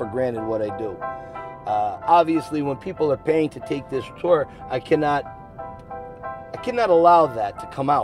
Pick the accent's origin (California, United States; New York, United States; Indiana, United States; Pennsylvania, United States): Pennsylvania, United States; Scranton; I was born in Scranton, Pennsylvania